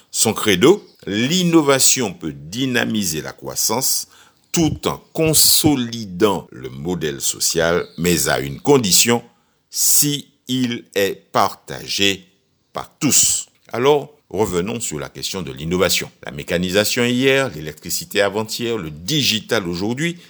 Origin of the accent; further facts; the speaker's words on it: Martinique; chez nous en Martinique